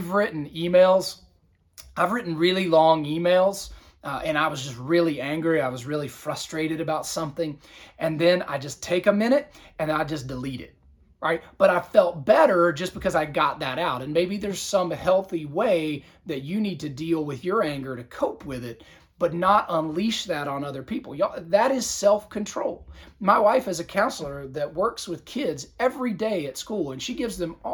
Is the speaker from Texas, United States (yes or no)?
no; Southern Virginia, United States; now in Georgia, United States; my hometown area of Southern Virginia